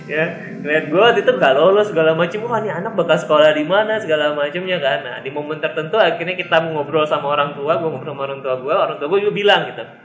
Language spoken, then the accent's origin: Indonesian; Bogor, West Java, Indonesia; iya gue orang Bogor